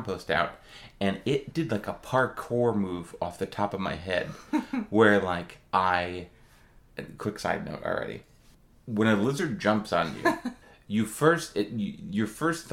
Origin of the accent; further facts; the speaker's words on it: Midwest, United States; moved away as an adult; now in Austin, United States; I'm from the Midwest where it's like it's only squirrels